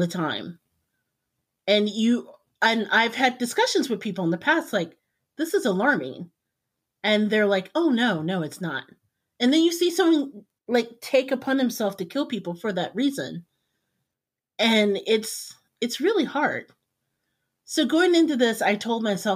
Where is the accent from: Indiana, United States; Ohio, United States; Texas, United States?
Indiana, United States; I grew up in Indiana. In the heart of Indiana